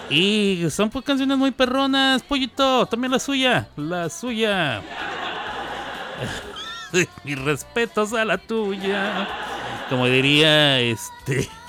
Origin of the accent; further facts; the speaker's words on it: Ciudad Juárez, Chihuahua, Mexico; also born or lived in New York, United States; Yo nací en Chihuahua, me crié en Ciudad Juárez. Eh, fui a la escuela en El Paso, Texas.